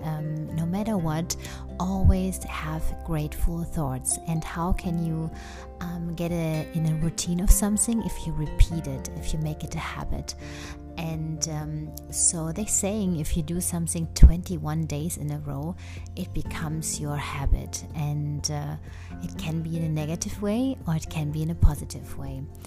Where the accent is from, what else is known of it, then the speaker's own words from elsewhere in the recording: Germany; English is a second language; moved away as an adult; now in United States; I come from Germany, but recently um, I moved indeed 100% now to the US